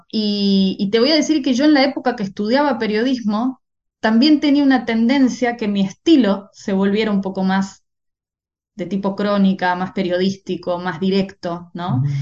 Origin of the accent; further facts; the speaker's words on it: Argentina; moved away; Y después cuando me fui de Argentina y, bueno, empecé con eh, mi, formación de una manera más intensiva y demás, empecé a escribir cosas mucho más maduras